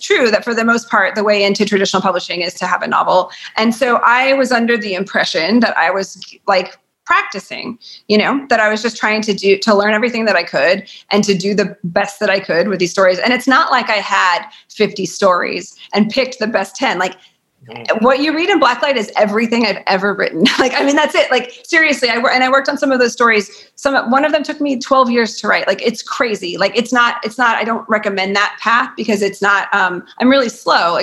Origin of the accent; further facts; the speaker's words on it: Lubbock, Texas, United States; also born or lived in Turkey, Texas; I was born in Lubbock.